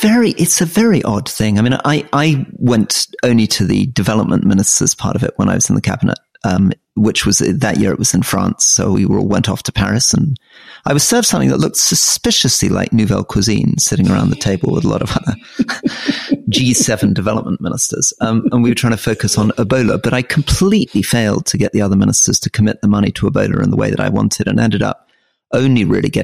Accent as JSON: {"language": "English", "town": "Crieff", "region": "Scotland", "country": "United Kingdom", "said": "I come from Crieff in Scotland"}